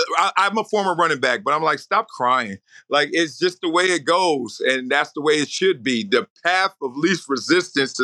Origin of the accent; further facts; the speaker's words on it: Compton, California, United States; I'm a kid from a bad neighborhood. I'm from Compton. I'm from South Central